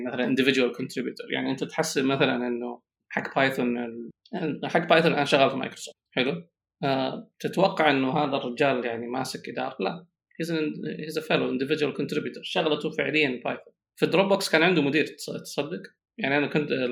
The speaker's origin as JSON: {"language": "Arabic", "country": "Saudi Arabia", "said": "اني كسعودي طبعا انا سعودي"}